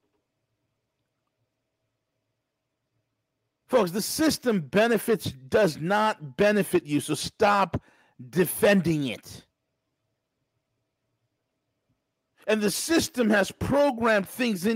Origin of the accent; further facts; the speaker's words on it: New York, United States; a lawyer from New York, my home state